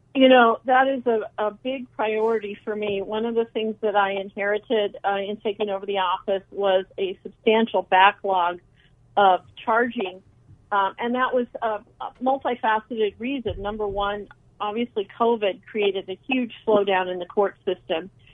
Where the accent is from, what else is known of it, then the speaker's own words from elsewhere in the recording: Phoenix, Arizona, United States; I was born in Phoenix and I grew up here